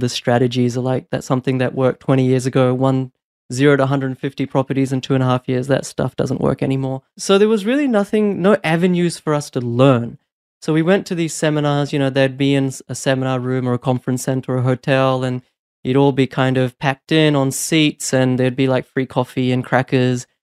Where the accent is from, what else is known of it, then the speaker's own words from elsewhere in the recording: New Zealand; also born or lived in India / Brisbane, Australia; now in Australia; although I was born in India, I actually moved to New Zealand when I was four and then moved to Brisbane in two thousand six.